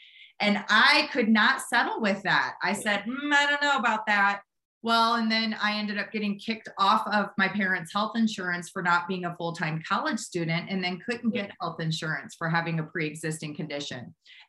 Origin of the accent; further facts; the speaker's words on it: St. Louis, Missouri, United States; I'm from Midwest myself. I grew up in Missouri, St. Louis, Missouri.